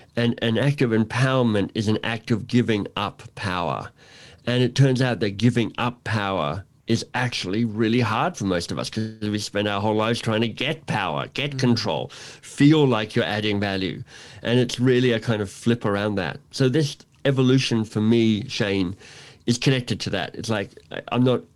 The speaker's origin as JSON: {"language": "English", "town": "Canberra", "region": "Australian Capital Territory", "country": "Australia", "tie": "born or raised there", "also_born_or_lived": "Melbourne, Australia / Toronto, Canada", "moved": "yes", "lives_now": "Canada", "said": "visiting my parents in Canberra where I grew up."}